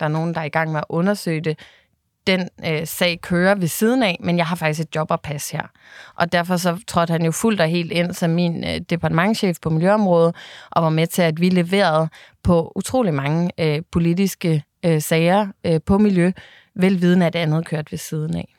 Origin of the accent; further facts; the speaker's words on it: Bornholm, Capital Region of Denmark, Denmark; jeg øh, jo er Bornholmer af hele mit hjerte, og derfor så har jeg selvfølgelig også været så meget hjemme på Bornholm